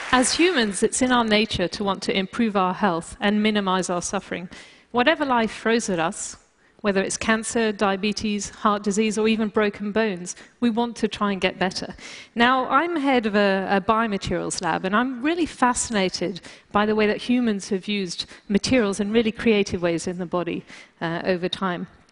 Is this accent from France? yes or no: yes; France; moved away; also born or lived in United Kingdom; being British uh, and, and, also growing up in France, I tend to be very uh, blunt